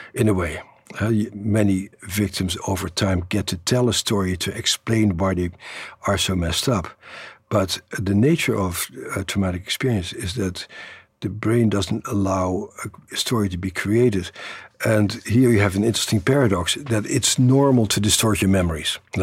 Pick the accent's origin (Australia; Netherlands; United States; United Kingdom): Netherlands; born or raised there; moved away